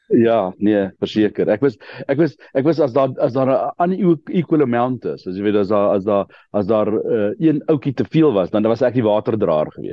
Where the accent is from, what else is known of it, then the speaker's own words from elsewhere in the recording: Krugersdorp, Gauteng, South Africa; also born or lived in Kenmare; ek het my uh, lewe my hele lewe al in Gauteng. Ek is gebore in um in Kreeusdorp